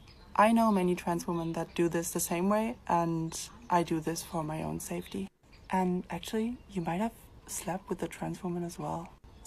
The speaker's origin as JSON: {"language": "English", "region": "Berlin", "country": "Germany", "said": "I'm 20 years old, I'm from Berlin, and I am a transgender woman."}